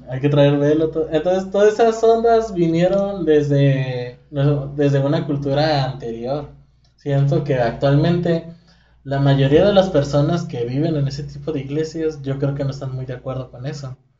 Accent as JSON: {"language": "Spanish", "country": "Mexico", "said": "siendo mexicano"}